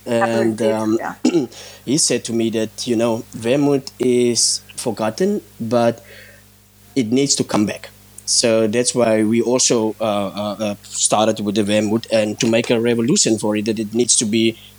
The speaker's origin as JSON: {"language": "English", "town": "Stanford", "region": "Western Cape", "country": "South Africa", "tie": "born or raised there", "said": "I'm from this area, born and raised in Stanford."}